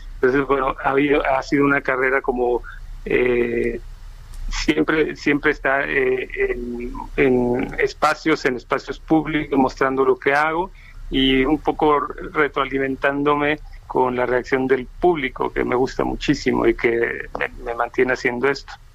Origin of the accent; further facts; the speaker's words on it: Mexico City, Mexico; also born or lived in Uruapan, Michoacán; En la Ciudad de México yo llegué de Uruapan con toda la familia cuando tenía nueve años, hace ya muchos, y me quedé en la Ciudad de México